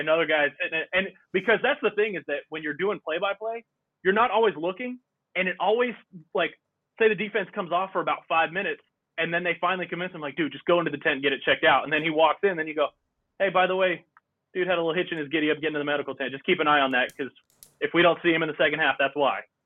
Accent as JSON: {"language": "English", "region": "Texas", "country": "United States", "tie": "born or raised there", "said": "We did Texas history in fourth grade, and then we did it again in seventh grade"}